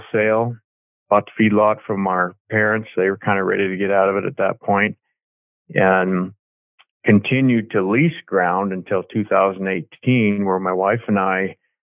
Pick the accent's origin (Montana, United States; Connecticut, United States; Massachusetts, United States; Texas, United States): Montana, United States; Dillon; I'm from Dillon, Montana. My family and I ranch here and have my whole life.